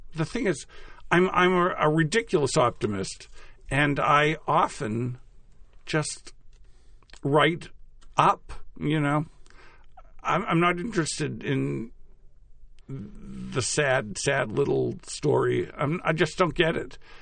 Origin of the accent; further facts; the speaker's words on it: Natick, Massachusetts, United States; moved away; Natick, my hometown